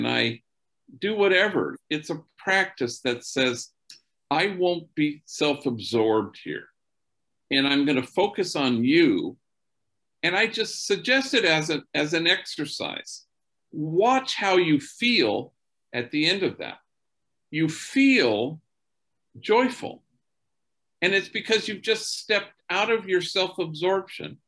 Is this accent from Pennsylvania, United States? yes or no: no; Los Angeles, California, United States; growing up in Los Angeles